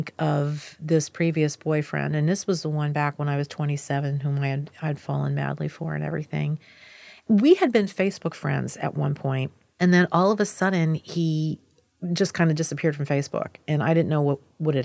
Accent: Pennsylvania, United States; moved away as an adult; also born or lived in Washington, D.C.; Where I grew up in Pennsylvania is very, let's say, marriage-centric

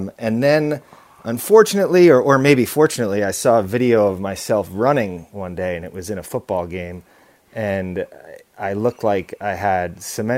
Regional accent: Long Island, New York, United States; I was born on Long Island, a short train ride from New York City.

